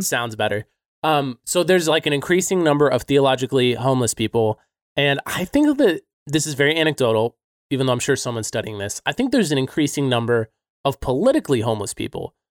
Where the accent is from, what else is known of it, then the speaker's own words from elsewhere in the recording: United States; I'm American